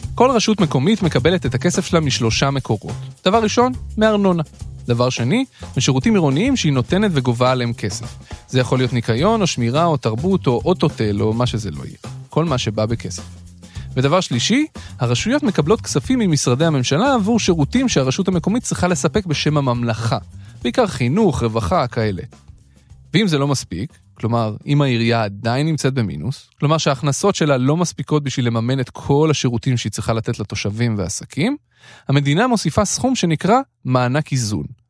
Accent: Jerusalem, Jerusalem District, Israel; moved away as an adult; also born or lived in moshav near Sha'ar HaGai; נולדתי בירושלים

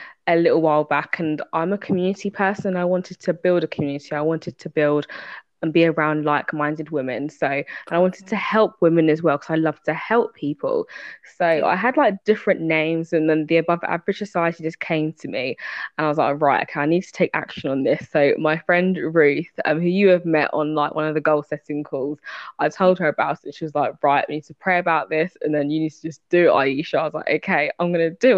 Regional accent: United Kingdom; accent: British; I am from the United Kingdom, as you can tell by my accent. I'm very much British.

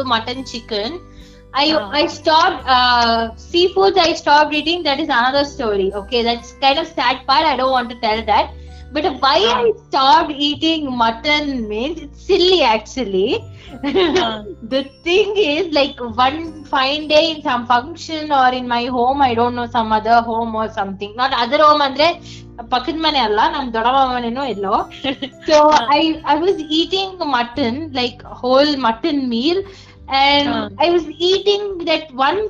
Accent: Bangalore, Karnataka, India; I am born and brought up in Bangalore, so I belong to Karnataka also

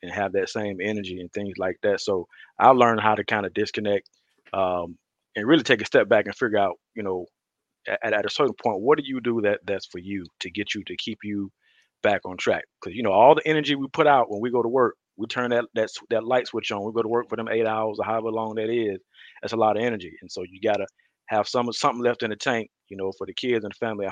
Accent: Detroit, Michigan, Mississippi, United States; I grew up, my early years, I grew up in Detroit, Michigan. And we moved to Mississippi when I was like beginning of third grade

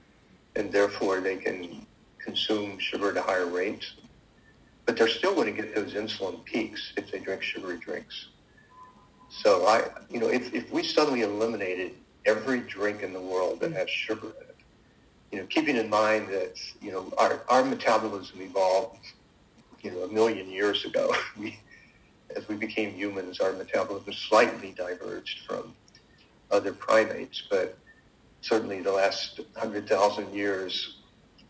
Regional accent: West Virginia, United States; I was growing up in West Virginia in the 50s.

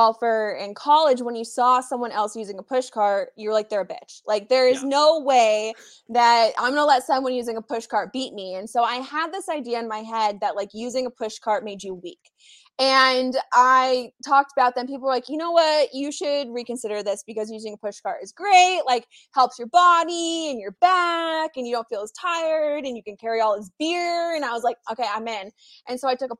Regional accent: Colorado, United States; moved away as an adult; also born or lived in Arizona; I grew up in Colorado, and so I learned to play the game there

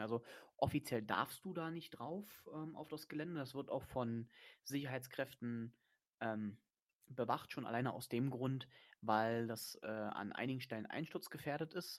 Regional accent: Germany; da bin ich Deutscher

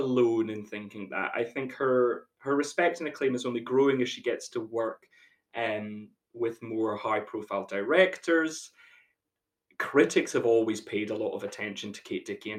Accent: Aberdeenshire, Scotland, United Kingdom; moved away; I'm actually in the comfort of my parents' living room at home in Aberdeenshire, all the same, Scotland.

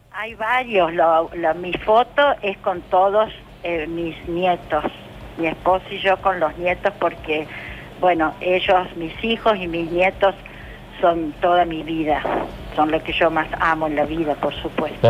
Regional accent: Rosario, Santa Fe, Argentina; yo soy rosarina

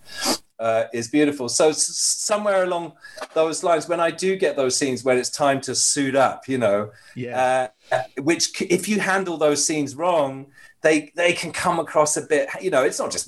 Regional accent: United Kingdom; I'm British

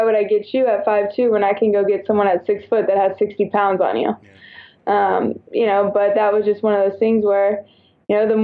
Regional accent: Houston, Texas, United States; also born or lived in San Antonio, Texas / Alabama; I'm originally from Houston

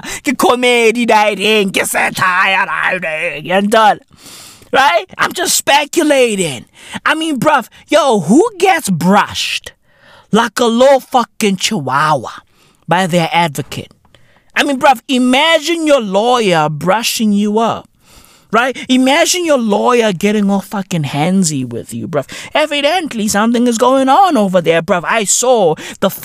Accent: South Africa; I'm South African

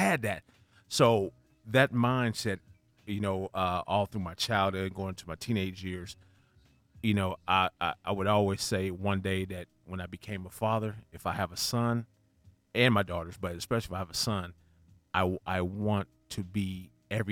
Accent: Rialto, California, United States; moved away; also born or lived in Los Angeles, California; I was raised in Rialto, California

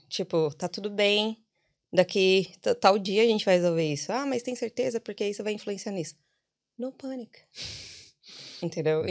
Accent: São Paulo, Brazil; moved away as an adult; now in Ireland; sou paulista

